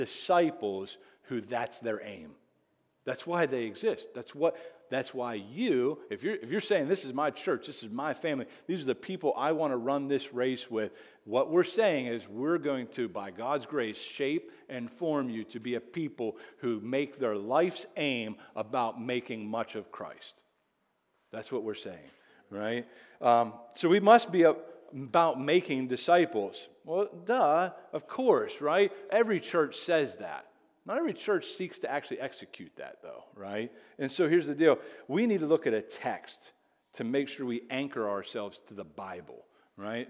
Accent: Greensburg, Pennsylvania, United States; I'm actually from Whitesburg, Pennsylvania

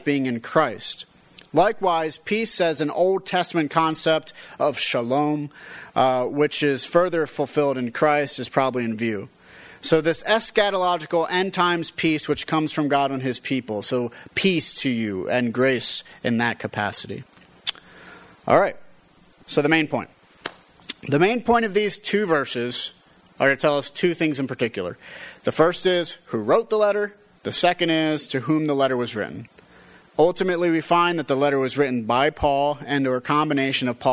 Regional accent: Westfield, Pennsylvania, United States; an American, a Pennsylvanian, a person from Westfield, a Westfieldian

